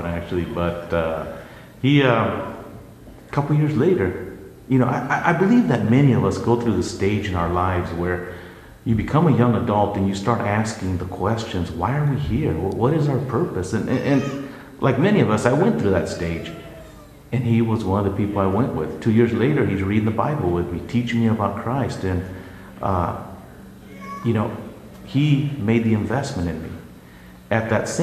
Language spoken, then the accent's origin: English; Yuma, Arizona, United States; first language Spanish; English is a second language; now in Phoenix, United States; from a small farming community in southern Arizona, Yuma, I moved here to go to ASU